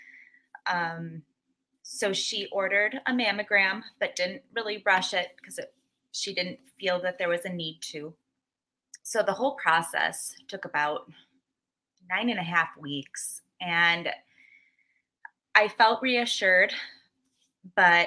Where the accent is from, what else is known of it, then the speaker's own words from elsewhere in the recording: Muskego, Wisconsin, United States; I am from Muskego, Wisconsin